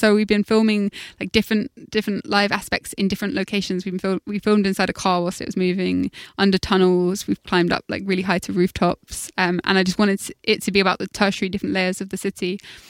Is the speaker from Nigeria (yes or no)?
no; London, United Kingdom; I think when I grew up in South London, we didn't have a tube